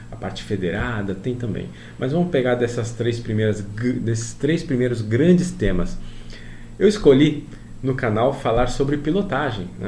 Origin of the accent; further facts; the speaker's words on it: Paraná, Brazil; Eu sou do Paraná, existe aqui um torneio nacional no Paraná, legal.